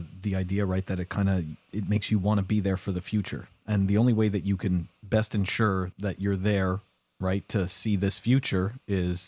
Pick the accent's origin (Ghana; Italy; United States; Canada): Canada; I'm from Canada